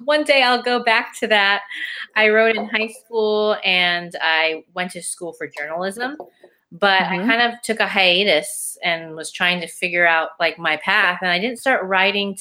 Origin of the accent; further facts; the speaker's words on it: Hawaii, United States; I am from Hawaii